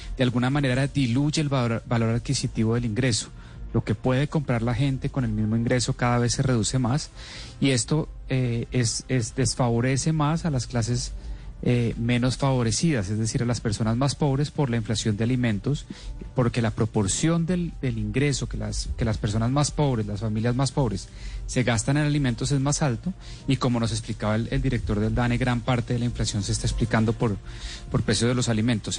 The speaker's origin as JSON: {"language": "Spanish", "country": "Colombia"}